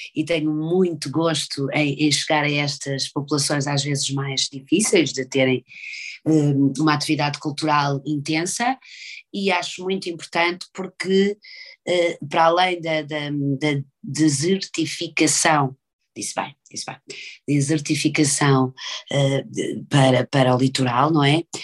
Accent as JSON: {"language": "Portuguese", "region": "Lisbon", "country": "Portugal", "said": "somos nós lisboetas também alfacinhas"}